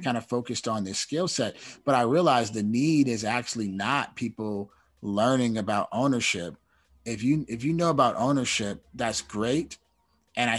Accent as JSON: {"language": "English", "town": "Oakland", "region": "California", "country": "United States", "moved": "as an adult", "lives_now": "Los Angeles, United States", "said": "I'm from Oakland, so I was in California."}